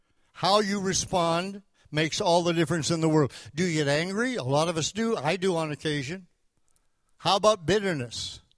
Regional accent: Canada; moved away as an adult; also born or lived in Tulsa; I came down from Canada to Tulsa, Oklahoma in 1968 to go to Oral Roberts University.

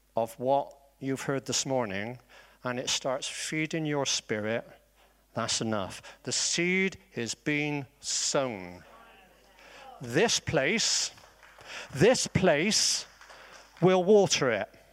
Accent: Bristol, South West England, United Kingdom; accent: Bristolian; I am Bristolian, so maybe my accent sounds like Wurzel Gummidge

